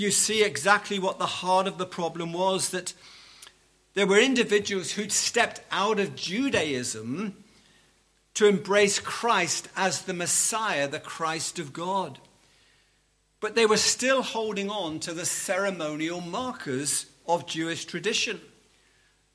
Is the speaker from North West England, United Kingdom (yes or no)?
yes; Liverpool, North West England, United Kingdom; I come from Liverpool